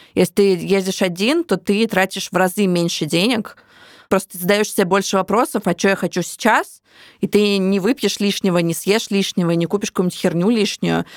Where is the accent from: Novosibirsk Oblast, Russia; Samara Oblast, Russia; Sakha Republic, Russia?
Samara Oblast, Russia; Samara; moved away; also born or lived in Moscow; моего родного города Самара